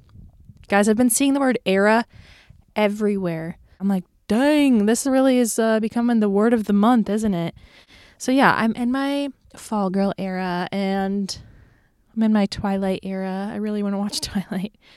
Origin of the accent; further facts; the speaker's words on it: Florida, United States; moved away as an adult; now in Nashville, United States; I live in Nashville, Tennessee, and I'm from Florida. So, seasons aren't really a thing where I'm from